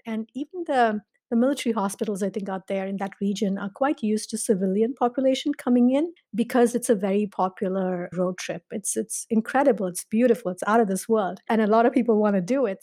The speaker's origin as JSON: {"language": "English", "town": "Mumbai", "region": "Maharashtra", "country": "India", "tie": "born or raised there", "moved": "as an adult", "lives_now": "Illinois, United States", "said": "I grew up in India, I grew up in Bombay"}